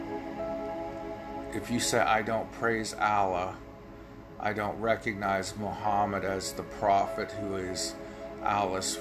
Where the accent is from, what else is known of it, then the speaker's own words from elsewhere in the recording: United States; a day that changed my life as an American